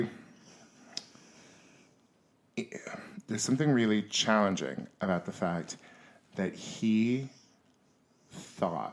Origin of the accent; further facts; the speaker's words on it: Yuba City, California, United States; moved away; what's it like being from Yuba City